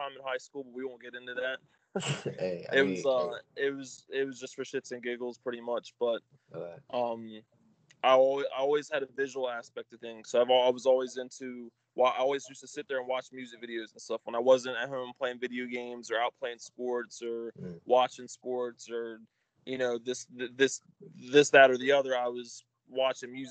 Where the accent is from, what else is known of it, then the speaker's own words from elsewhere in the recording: Delaware, United States; I'm from Delaware. So I'm from the first state, and I'm from the second smallest state in the country